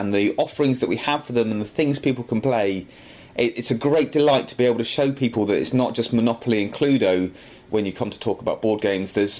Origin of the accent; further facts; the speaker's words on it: Aldershot, South East England, United Kingdom; come back and run the game shop in my hometown